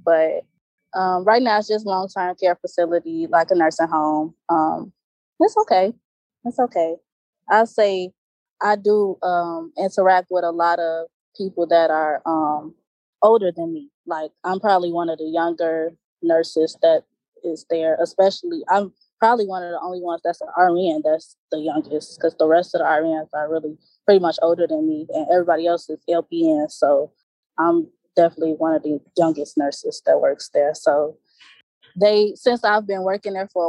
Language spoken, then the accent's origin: English; Hazel Crest, Illinois, United States; I'm from Chicago. The suburbs of Chicago, but I'm from Chicago, Illinois.